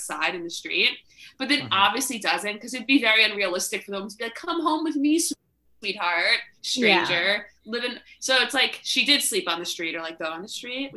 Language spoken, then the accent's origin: English; Long Island, New York, United States; I'm from Long Island